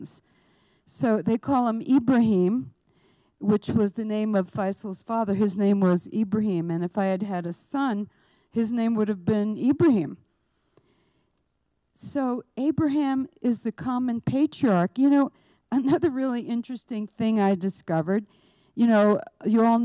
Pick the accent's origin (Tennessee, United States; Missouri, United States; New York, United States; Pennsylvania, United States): New York, United States; New York City; moved away; also born or lived in Albuquerque; I'm Jewish, I'm from New York